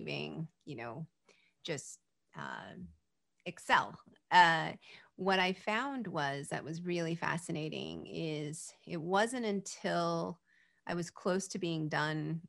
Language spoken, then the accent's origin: English; California, United States; I was born in California